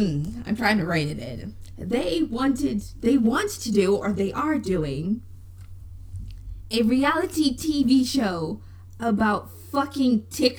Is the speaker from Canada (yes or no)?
no; England, United Kingdom; also born or lived in Zimbabwe / Ireland; I was born in Zimbabwe. I grew up in England and in Ireland.